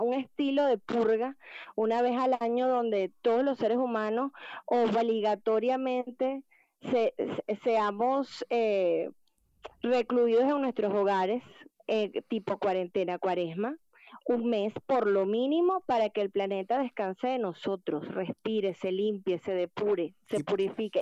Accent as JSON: {"language": "Spanish", "country": "Venezuela", "said": "somos los venezolanos"}